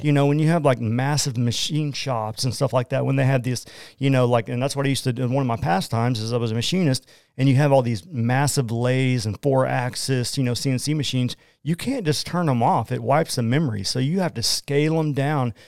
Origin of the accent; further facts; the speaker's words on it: Oklahoma, United States; accent: Oklahoman; I'm from Oklahoma